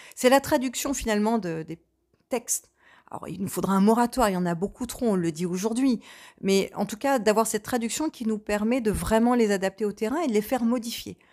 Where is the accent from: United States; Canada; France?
France; Port-Jérôme-sur-Seine area, Normandy; also born or lived in Bolbec; je suis une vraie locale de l'État, en étant née à 4 km d'ici, en ayant immigré à Bolbec à 10 et revenir à Port-Jérôme-sur-Seine aujourd'hui, où je vis toujours